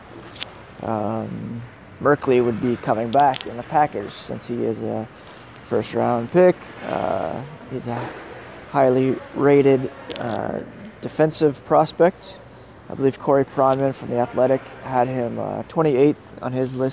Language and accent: English; Ottawa, Ontario, Canada; I grew up in Ottawa